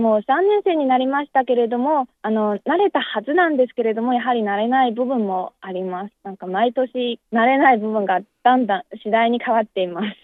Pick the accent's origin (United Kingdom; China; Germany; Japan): China; Jinan, Shandong; Japanese is a second language; moved away as an adult; now in Beijing, China; 出身は済南市ですね山東省の済南市です